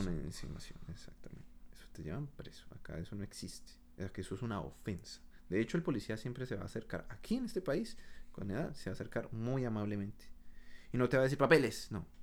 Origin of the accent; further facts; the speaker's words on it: Colombia; moved away as an adult; now in Canada; yo me fui de Colombia